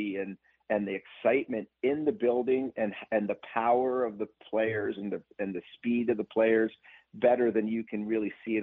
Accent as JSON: {"language": "English", "country": "United States", "tie": "born or raised there", "also_born_or_lived": "Massachusetts / Glastonbury, Connecticut", "said": "I grew up in Massachusetts and Connecticut. I actually lived in Glastonbury"}